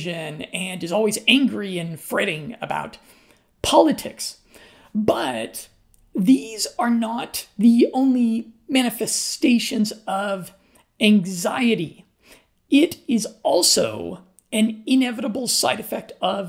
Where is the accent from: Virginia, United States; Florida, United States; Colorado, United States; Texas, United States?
Colorado, United States; moved away; I'm from Colorado in the United States.